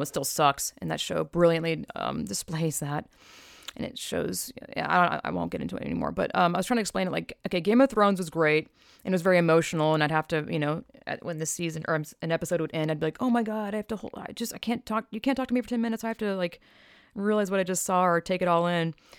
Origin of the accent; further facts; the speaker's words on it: the South, United States; I was raised in the South